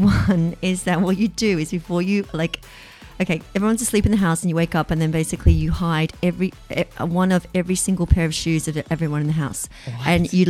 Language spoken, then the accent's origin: English; Australia; Being Australian.